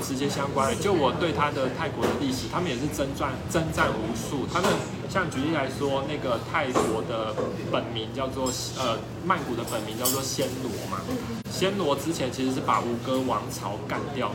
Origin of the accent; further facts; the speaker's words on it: Taiwan; 我们台湾人